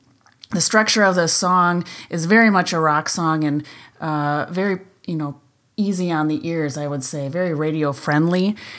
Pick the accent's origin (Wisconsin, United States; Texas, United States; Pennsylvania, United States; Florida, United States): Wisconsin, United States; accent: Wisconsin; my Wisconsin accent